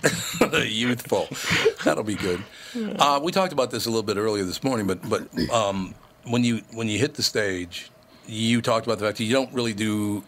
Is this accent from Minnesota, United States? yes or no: yes; Minnesota, United States; I'm from Minnesota.